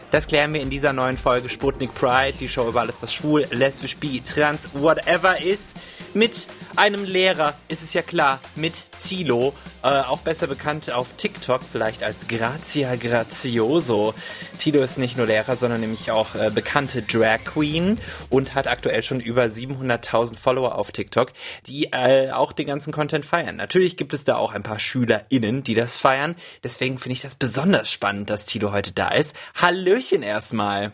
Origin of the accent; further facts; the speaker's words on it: Wiesbaden, Hesse, Germany; moved away; ich komme aus Wiesbaden ursprünglich